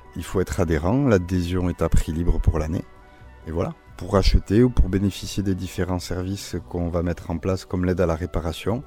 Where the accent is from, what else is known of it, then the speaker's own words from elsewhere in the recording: Basque Country, Nouvelle-Aquitaine, France; j'ai grandi au Pays Basque